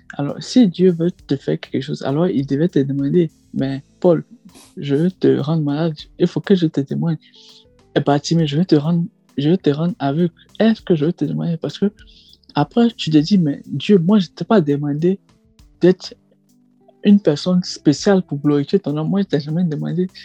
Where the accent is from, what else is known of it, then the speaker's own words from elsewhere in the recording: Côte d’Ivoire; moved away as an adult; now in Île-de-France, France; ivoirien, ressortissant ivoirien, et puis je suis en France depuis 2017